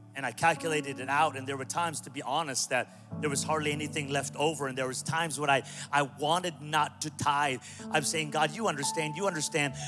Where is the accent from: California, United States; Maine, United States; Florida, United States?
California, United States; Pico Rivera; I'm from Pico Rivera